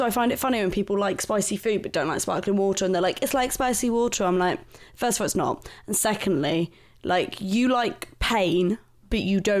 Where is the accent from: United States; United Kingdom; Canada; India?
United Kingdom; Bromley, London; So I'm originally from London-Kent border, Bromley.